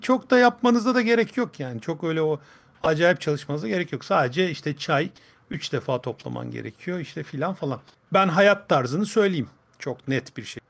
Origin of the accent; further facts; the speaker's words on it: Fındıklı, Rize Province, Turkey; Rize'den, Rize Fındıklı'dan.